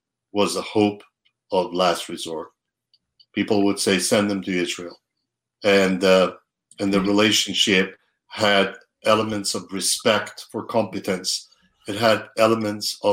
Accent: Iran; now in United States; my blood is Iranian. I was born in Iran.

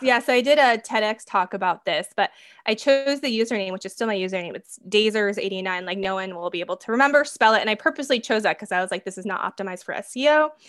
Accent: Minnesota, United States; I grew up in Minnesota.

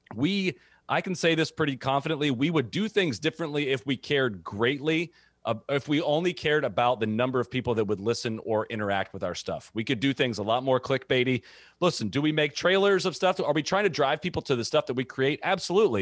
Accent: Dublin, Ohio, United States; I grew up in Dublin, Ohio

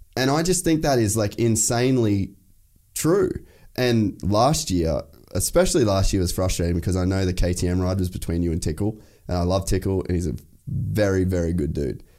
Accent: Cairns, Queensland, Australia; also born or lived in United States; I grew up in Cairns

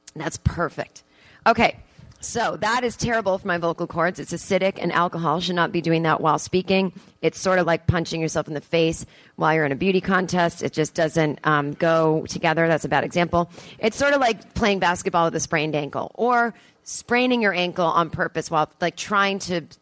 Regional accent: East Coast, United States; now in Los Angeles, United States; I'm from the East Coast

